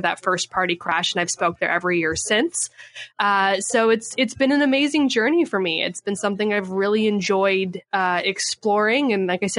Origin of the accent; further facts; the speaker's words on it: Canada; moved away as an adult; now in San Diego, United States; I was born and raised in Canada